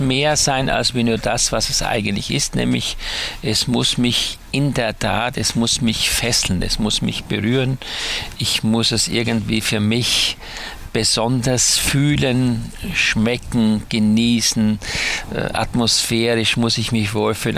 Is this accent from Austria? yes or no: yes; Styria, Austria; dass ich auf dem Bauernhof groß geworden bin in der Steiermark